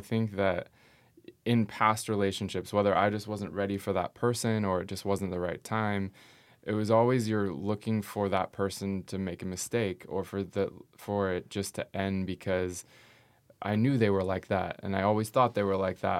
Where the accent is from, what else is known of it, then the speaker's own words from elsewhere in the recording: Northern California, United States; moved away as an adult; now in Portland, United States; I am from Northern California